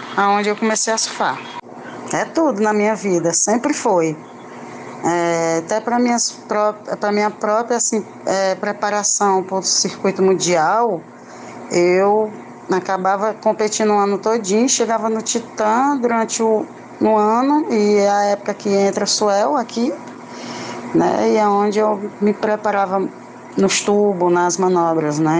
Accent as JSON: {"language": "Portuguese", "town": "Fortaleza", "region": "Ceará", "country": "Brazil", "tie": "born or raised there", "said": "Eu nasci e me criei, bem dizer, comecei a surfar, a estrear na Praia do Vizinho"}